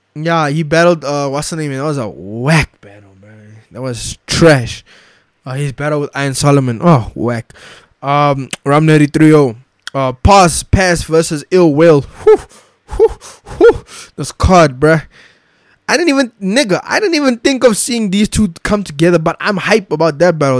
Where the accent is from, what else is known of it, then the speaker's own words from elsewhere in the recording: South Africa; as a South African, I want my children to know about this apartheid flag